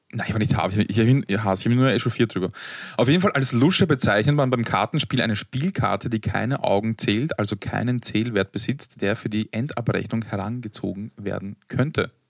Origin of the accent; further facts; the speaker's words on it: Vienna, Austria; Wir kommen aus einem Arbeiterbezirk, aus Arbeitervierteln und haben entsprechenden, einen entsprechenden Sprachgebrauch und manchmal, um ähm, in anderen Situationen oder in anderen Kontexten nicht zu sehr den Floridsdorfer oder wo auch immer man herkommt äh, heraushängen zu lassen